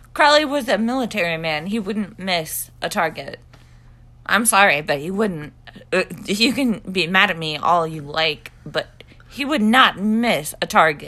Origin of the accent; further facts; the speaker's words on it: Scotland, United Kingdom; I am a Scottish person